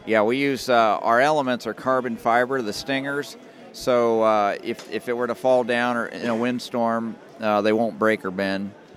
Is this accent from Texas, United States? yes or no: no; Dayton, Ohio, United States; we're from the Dayton area